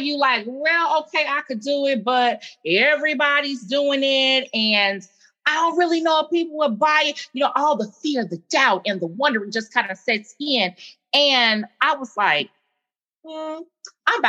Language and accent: English; Gary, Indiana, United States; moved away as an adult; now in Columbia, South Carolina, United States; I'm an Indiana native, born and raised in Gary, Indiana